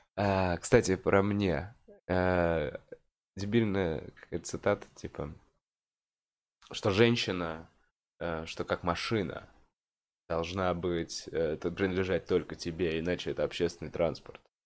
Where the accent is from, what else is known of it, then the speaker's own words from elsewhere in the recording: Moscow, Russia; я как москвич